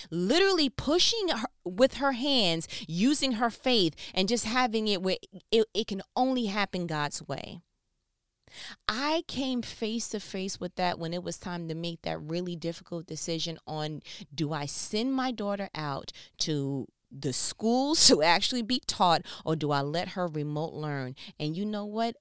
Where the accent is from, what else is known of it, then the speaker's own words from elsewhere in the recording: New York, United States; moved away as an adult; now in Southern United States; I'm from New York. I came to the South. This is, you know, I, I've worked in New York, 'cause born and raised, right, here, and came to the South